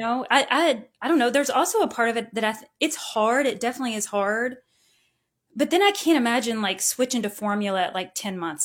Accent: Owensboro, Kentucky, United States; I grew up in Owensboro and I'm the oldest of five kids.

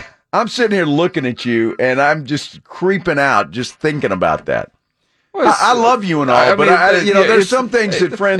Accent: Alice, Texas, United States; Every Saturday at the Rialto Theater in Alice, Texas, when I was a kid, my dad would drop us off.

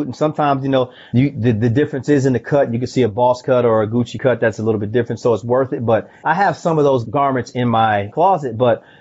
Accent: the South, United States; I'm a country boy. I'm from the South

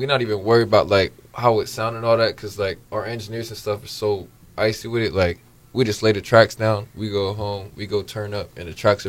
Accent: Hawaii, United States; moved away as an adult; also born or lived in Los Angeles; I was born and raised out here in Hawaii. After high school, I moved out to L.A.

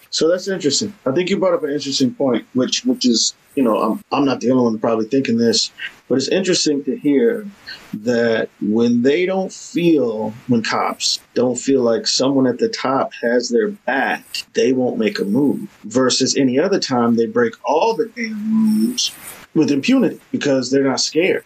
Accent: New York City, New York, United States; I'm from Harlem

